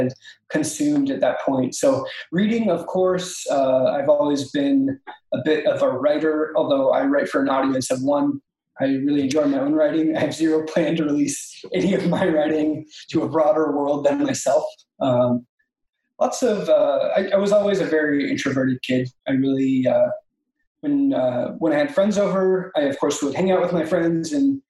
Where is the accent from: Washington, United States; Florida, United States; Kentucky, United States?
Washington, United States; born or raised there; moved away as an adult; also born or lived in Alaska; now in Seattle, United States